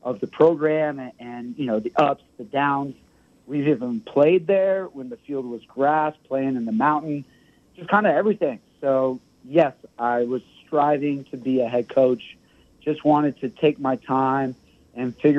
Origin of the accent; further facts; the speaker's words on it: El Paso, Texas, United States; I enjoyed growing up in El Paso. I spent most of my time on the east side